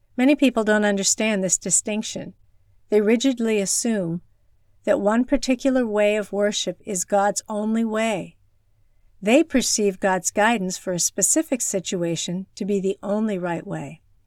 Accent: China; moved away; my hometown in rural China

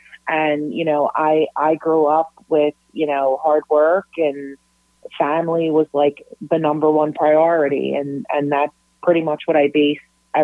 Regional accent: Philadelphia, Pennsylvania, United States; also born or lived in Delaware County, Pennsylvania; I was born and raised in the Philadelphia area, born in South Philly, eventually migrated up to Northeast Philly and ended up in good old Delco, AKA the armpit of Southeastern Pennsylvania. I come from a blue collar family.

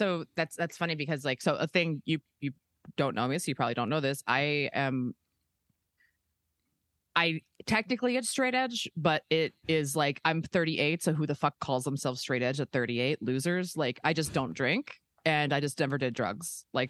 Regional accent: Baltimore, Maryland, United States; now in Los Angeles, United States; I live in LA. I've been here for like 15 years. I'm like originally from Baltimore. I like went to college in Philly, but then I moved out to LA afterwards.

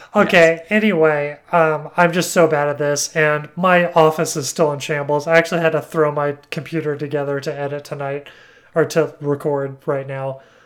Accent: Alabama, United States; I'm from Alabama

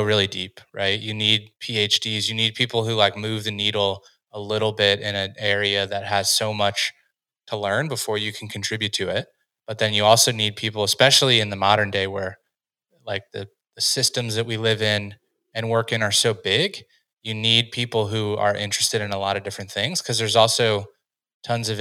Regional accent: United States; growing up in the United States

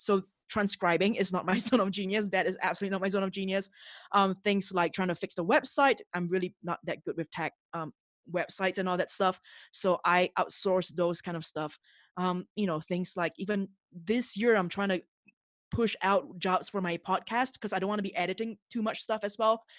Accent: Singapore; moved away as an adult; now in Mexico City, Mexico; I'm originally from Singapore, and I, and that's where I grew up

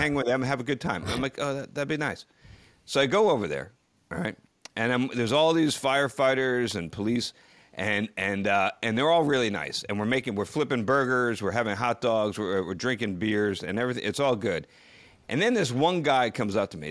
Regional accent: near Ridgewood, New Jersey, United States; the town of Ridgewood, New Jersey, which is very close to my hometown. Actually, I took some extracurricular classes at the Ridgewood High School when I was a kid.

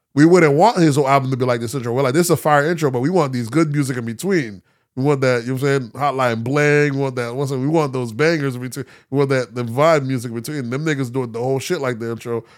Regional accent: the South, United States; I'm from the South, 'cause I grew up heavy on that.

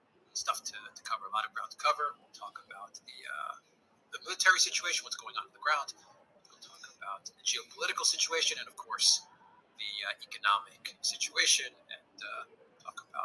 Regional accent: Cyprus; moved away; how are you doing in my home country

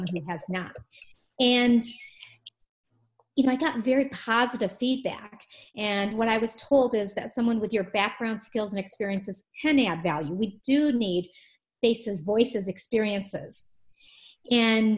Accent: Michigan, United States; I was born in Michigan

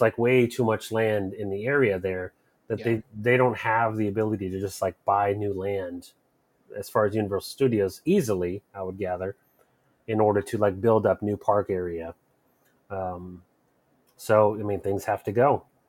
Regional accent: Florida, United States; moved away; I grew up in Florida

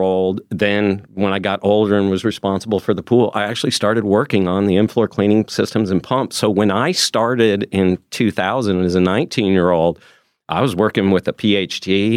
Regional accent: Arizona, United States; I was born in Arizona, hot Arizona

